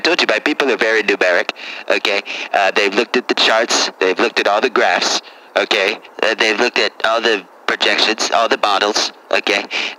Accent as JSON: {"language": "English", "region": "New York", "country": "United States", "said": "I mean, I'm from New York, okay?"}